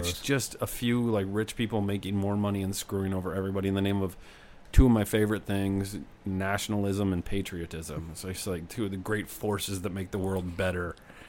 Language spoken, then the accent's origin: English; United States; as an American